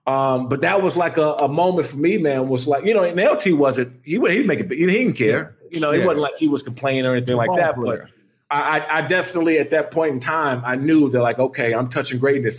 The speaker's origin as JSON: {"language": "English", "region": "Maryland", "country": "United States", "tie": "born or raised there", "said": "I grew up in Prince George's County. And so I went to Frederick Douglass High School in Upper Marlboro."}